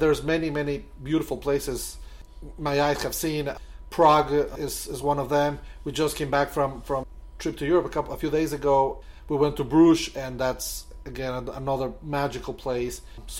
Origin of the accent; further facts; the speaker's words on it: Quito, Pichincha, Ecuador; also born or lived in Buenos Aires, Argentina; now in Wilton Manors, United States; I'm from Ecuador originally, from Quito, the capital. As you know, I live here in Wilton Manors